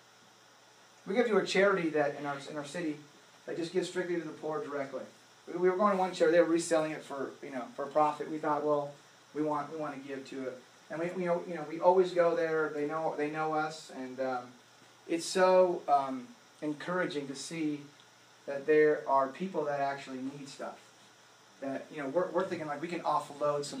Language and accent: English; United States; as an American, especially as a Christian